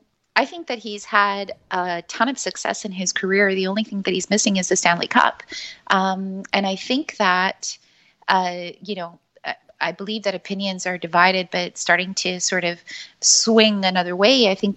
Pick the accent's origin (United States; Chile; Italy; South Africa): Chile; moved away; also born or lived in Montreal; It's a bit of a long story, but I'm from Chile originally. But when my family immigrated to Canada, we moved to Montreal.